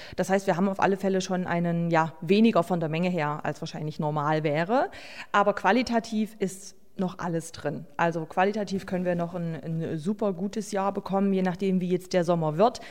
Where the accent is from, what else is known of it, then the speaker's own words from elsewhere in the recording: Höhnstedt, Saxony-Anhalt, Germany; Höhnstedt ist ja mein Heimatort